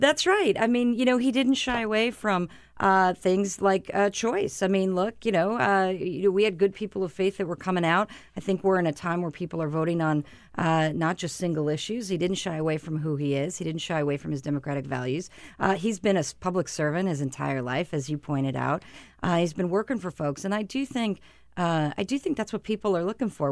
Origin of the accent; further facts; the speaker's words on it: Arizona, United States; My home state of Arizona